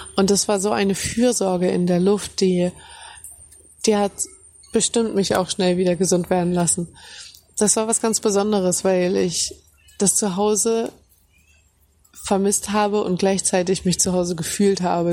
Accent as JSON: {"language": "German", "region": "Hamburg", "country": "Germany", "tie": "born or raised there", "moved": "as an adult", "lives_now": "Cambodia", "said": "Ich fühle mich ganz, ganz besonders heim in Hamburg. Ich meine, da bin ich groß geworden, da habe ich meine Kindheit erlebt, meine Familie ist dort."}